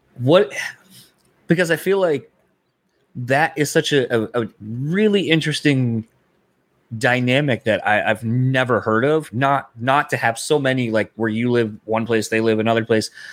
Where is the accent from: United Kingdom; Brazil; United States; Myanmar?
United States; Delaware; now in Michigan, United States; growing up in Delaware